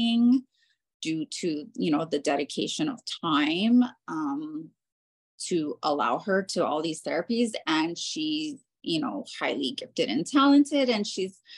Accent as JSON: {"language": "English", "town": "Honolulu", "region": "Hawaii", "country": "United States", "tie": "born or raised there", "moved": "yes", "lives_now": "Central Park, Denver, United States", "said": "I'm originally from Honolulu, Hawaii, and the culture there is very different"}